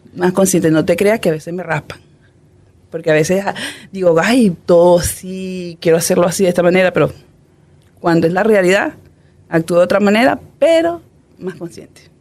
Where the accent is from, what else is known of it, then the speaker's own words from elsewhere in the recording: Puerto Ayacucho, Amazonas, Venezuela; moved away as an adult; yo soy del Amazonas, me crié en el Amazonas